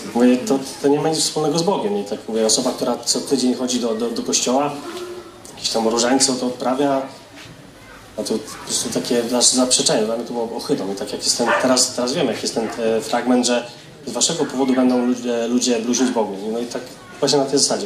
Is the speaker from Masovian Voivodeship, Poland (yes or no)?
yes; Grodzisk Mazowiecki, Masovian Voivodeship, Poland; moved away; z Grodziska Mazowieckiego pochodzę